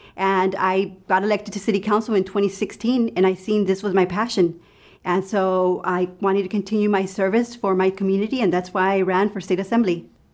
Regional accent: Los Angeles, California, United States; also born or lived in Lompoc, California; I grew up in L A County

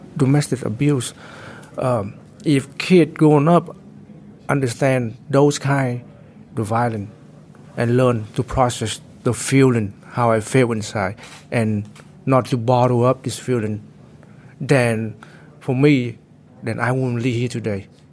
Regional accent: Santa Clara County, California, United States; I came from Santa Clara, uh, Santa Clara County

